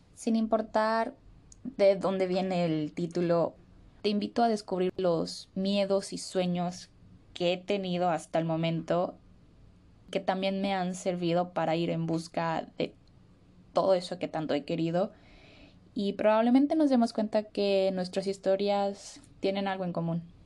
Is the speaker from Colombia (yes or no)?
no; Morelia, Michoacán, Mexico; moved away as an adult; also born or lived in Mexico City, Mexico; now in Australia; soy originaria de México, de una ciudad que se llama Morelia